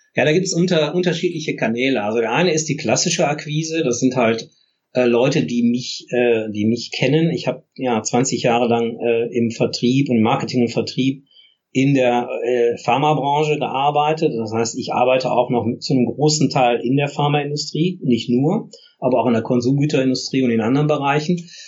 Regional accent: Essen, North Rhine-Westphalia, Germany; ich komme ja ursprünglich aus Essen

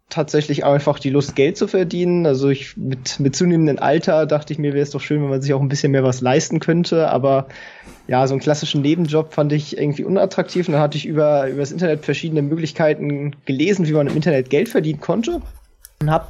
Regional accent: Kiel, Schleswig-Holstein, Germany; also born or lived in Hannover; ich komme ursprünglich aus Kiel, bin dann äh, für das Studium nach Hannover gezogen

